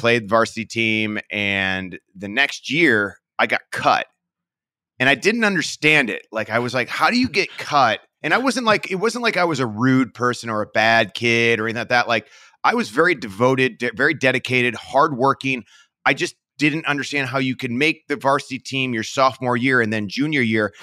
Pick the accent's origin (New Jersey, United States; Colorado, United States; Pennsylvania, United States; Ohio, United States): Ohio, United States; Parma; I was born in Parma, Ohio, and, um, I lived there my entire life. Grew up kinda, I guess, middle class